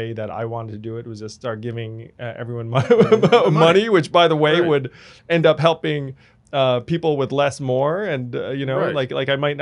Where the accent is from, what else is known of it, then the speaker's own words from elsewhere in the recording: New York suburbs, United States; for me to go from those suburbs to the city